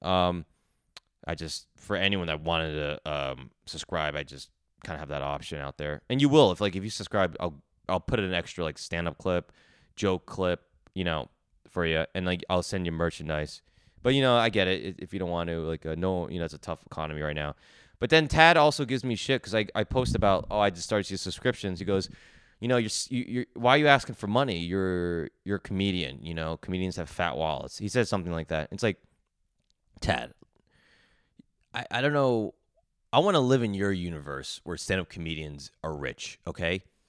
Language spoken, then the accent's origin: English; Edison, New Jersey, United States; moved away as an adult; now in New York City, United States; I grew up in Edison, New Jersey. I was there all twenty-two years, twenty-three years, then moved to New York City.